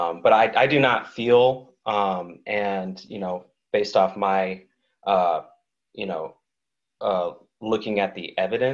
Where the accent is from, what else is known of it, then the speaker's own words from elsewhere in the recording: Oakland, California, United States; also born or lived in New England; now in San Diego, United States; I'm from Oakland